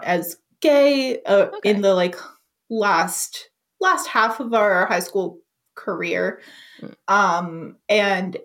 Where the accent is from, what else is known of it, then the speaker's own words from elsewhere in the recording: the South, United States; I really loved growing up in the South